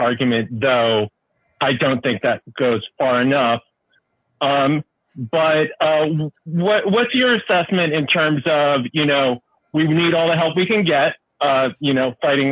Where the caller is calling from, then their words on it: Baltimore, Maryland, United States; calling from Baltimore